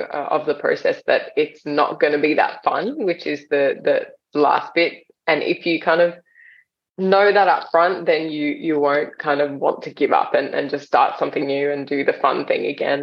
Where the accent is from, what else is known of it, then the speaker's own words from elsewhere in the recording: Australia; also born or lived in India; we moved from India to Australia when I was 7.